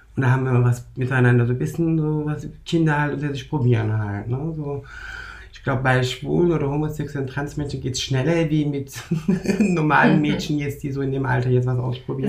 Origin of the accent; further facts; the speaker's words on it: Germany; in Deutschland geboren, aufgewachsen, türkischer Abstammung